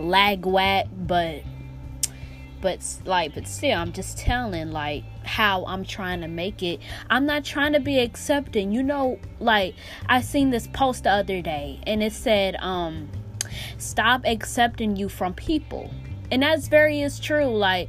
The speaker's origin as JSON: {"language": "English", "region": "Pennsylvania", "country": "United States", "lives_now": "Florida, United States", "said": "I'm in Florida right now, even though I'm coming from up north Pennsylvania, lol. I'm coming from Pennsylvania up north. So actually I'm in down south Florida."}